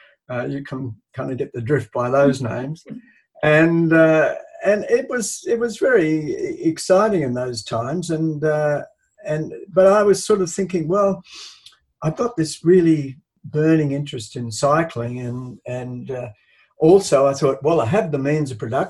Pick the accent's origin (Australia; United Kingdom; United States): Australia; Brisbane, Queensland; moved away as an adult; also born or lived in Sydney; I grew up in Brisbane